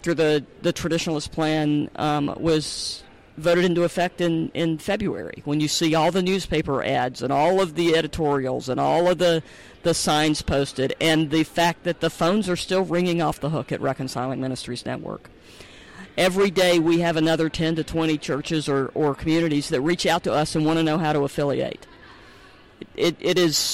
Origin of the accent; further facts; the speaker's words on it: the South, United States; moved away; also born or lived in Baltimore-Washington area; I grew up in the South